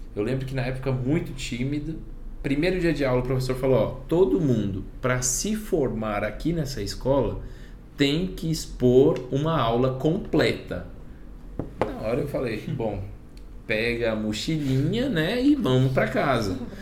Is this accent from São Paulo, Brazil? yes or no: no; Pimenta Bueno, Rondônia, Brazil; moved away as an adult; now in Buenos Aires, Argentina; venho de Rondônia, uma cidade pequena, pessoal. Cidade de 37 mil habitantes, Pimenta Bueno.